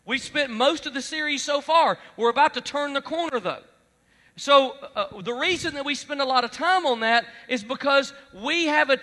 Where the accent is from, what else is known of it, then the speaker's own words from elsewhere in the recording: Alabama, United States; I'm from Alabama